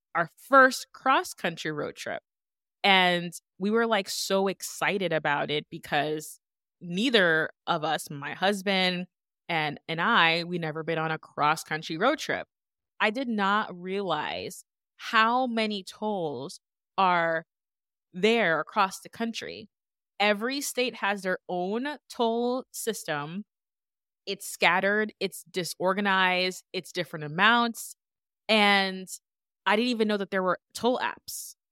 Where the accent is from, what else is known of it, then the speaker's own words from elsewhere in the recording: New York, United States; now in Connecticut, United States; originally from New York